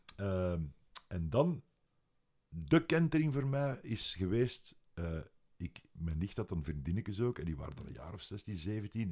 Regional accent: Leuven, Flanders, Belgium; ik ben van Leuven en in Leuven hadden wij ene muziekwinkel

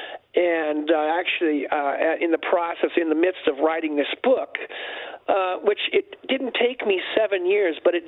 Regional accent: North San Diego County, California, United States; I was growing up in North San Diego County

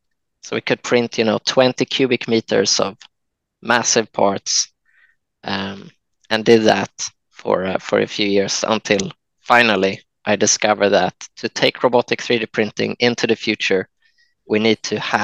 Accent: Jönköping, Jönköping County, Sweden; I was born in Jönköping in Sweden, and quite a small place outside of this place

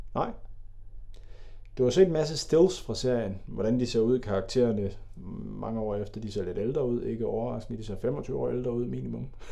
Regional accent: Denmark; du og jeg er jo også fra Jylland

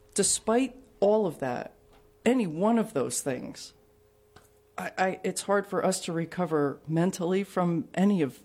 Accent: New Jersey, United States; also born or lived in Catania, Sicily; I grew up in New Jersey

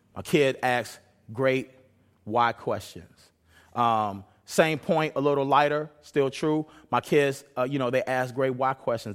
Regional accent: Chicago, Illinois, United States; now in Renton, United States; I come from Chicago

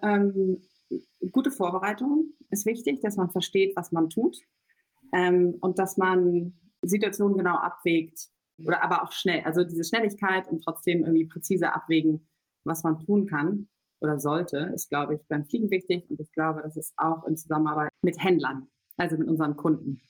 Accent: between Cuxhaven and Hamburg, Lower Saxony, Germany; moved away as an adult; also born or lived in Göttingen / London; now in Berlin, Germany; ich komme eigentlich geboren aus der Nähe von Hamburg, vom Land, zwischen Cuxhaven und Hamburg

